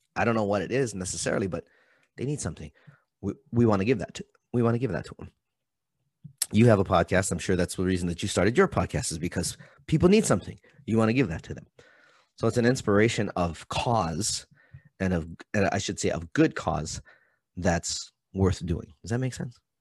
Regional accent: Hawaii, United States; moved away; I'm from Hawaii.

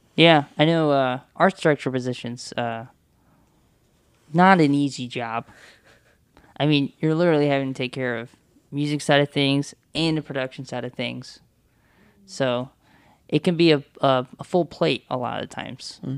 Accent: the South, United States; now in Toledo, United States; I'm from the South.

